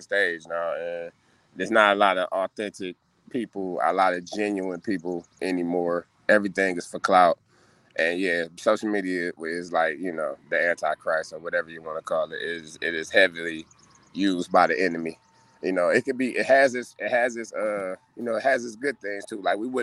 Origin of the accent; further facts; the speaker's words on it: Cleveland, Ohio, United States; I'm from 156 St. Clair, Cleveland, Ohio